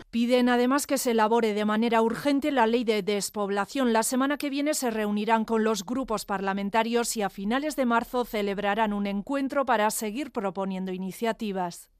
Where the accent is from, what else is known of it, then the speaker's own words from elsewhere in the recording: Tierra Estella, Navarre, Spain; now in Pamplona, Spain; yo vengo de la zona de Estella y, bueno, eh, estoy en un pueblo, bueno, soy de un pueblo, que yo vivo aquí en Iruña